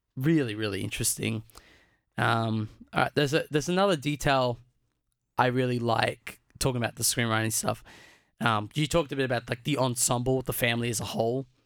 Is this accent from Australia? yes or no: yes; Australia; I was born in Australia. I guess you could argue my second generation Australian 'cause both my parents were born in Australia